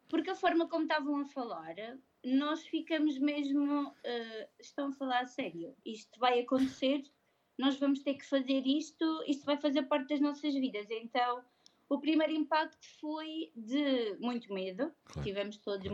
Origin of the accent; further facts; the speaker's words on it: Madeira, Portugal; now in Coimbra, Portugal; eu não sou de cá, eu sou madeirense